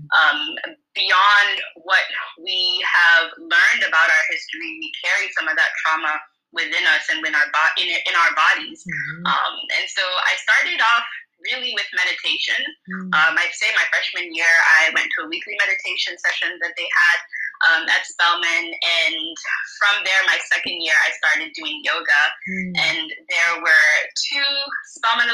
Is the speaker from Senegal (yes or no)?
yes; Dakar, Senegal; moved away as an adult; also born or lived in Florida / Virginia; I grew up in Dakar, so Dakar is home.